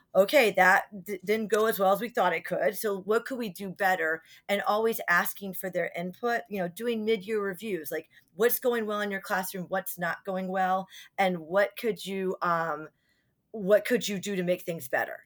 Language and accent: English; New Jersey, United States; also born or lived in Virginia; we grew up in Virginia for a little bit till we moved to New Jersey in third grade